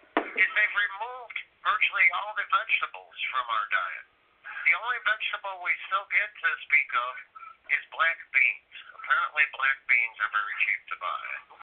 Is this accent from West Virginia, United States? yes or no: no; Chicago, Illinois, United States; my hometown of Chicago